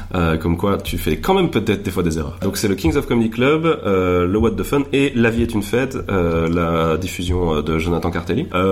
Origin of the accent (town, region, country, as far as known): Belgium